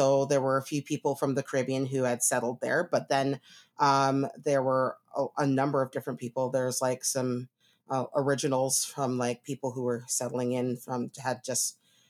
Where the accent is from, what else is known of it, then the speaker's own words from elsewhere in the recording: Toronto, Ontario, Canada; But I grew up in Toronto area, in the east side of Toronto called Scarborough. Pretty much, like had a very, diverse, group of people there.